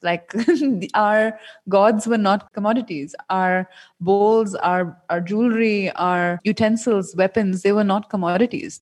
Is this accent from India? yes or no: yes; India; the youth in India, including myself